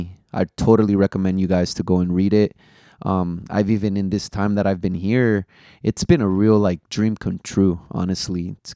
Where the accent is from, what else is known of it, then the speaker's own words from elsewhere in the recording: the Bay Area, California, United States; Even though we're from the Bay, shout out the Warriors. We're Golden State Warriors fans out here.